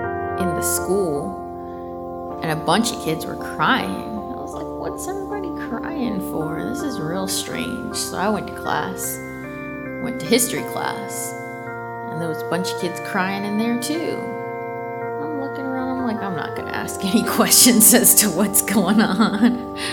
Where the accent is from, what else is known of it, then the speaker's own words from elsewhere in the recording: New York, United States; born there; I was born in New York, so whenever we went there, my dad would be like, oh, you know you're home if the Twin Towers are here